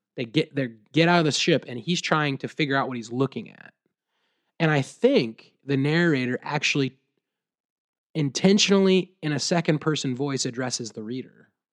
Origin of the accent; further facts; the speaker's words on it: Williamsburg, United States; I was actually at a coffee shop in my hometown, Williamsburg, and I actually had a middle school teacher walk